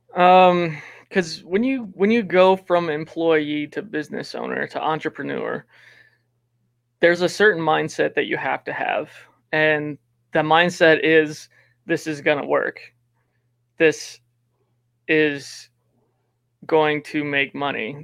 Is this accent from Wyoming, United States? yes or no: yes; Wyoming, United States; also born or lived in Laramie, Wyoming; I'm from Wyoming